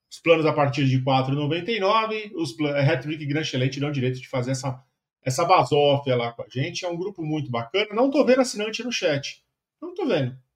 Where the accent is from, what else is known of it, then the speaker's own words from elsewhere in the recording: São Paulo, Brazil; Minha quebrada. Minha goma. Não moro mais lá, mas cresci no Tucuruvi.